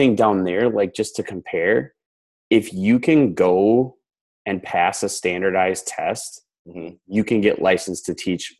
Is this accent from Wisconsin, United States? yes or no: yes; Wisconsin, United States; moved away as an adult; also born or lived in Minnesota / Houston; I grew up in Wisconsin and went to college in Minnesota, and my first job, like, when I graduated in 2008, it was kind of the real bottom of the downturn, and there just weren't jobs. So I went to Houston